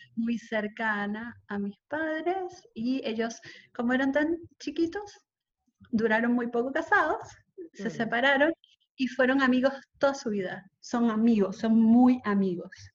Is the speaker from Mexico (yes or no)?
no; Caracas, Capital District, Venezuela; moved away; also born or lived in Isla de Coche / Margarita; yo me siento mucho más marcada por mi vida en Isla de Coche que por mi vida en Caracas